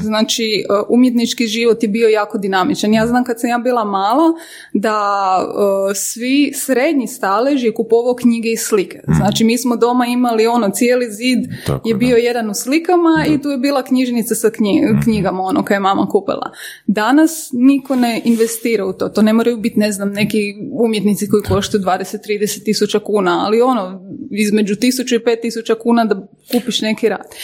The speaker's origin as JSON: {"language": "Croatian", "country": "Croatia"}